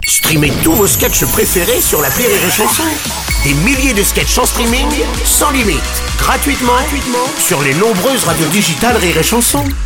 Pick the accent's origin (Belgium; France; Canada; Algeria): France; je suis français, moi.